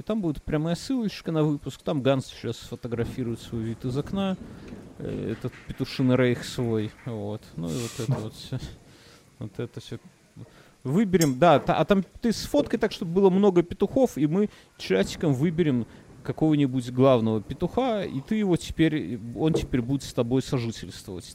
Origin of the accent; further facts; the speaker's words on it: Belarus; я как опытный белорус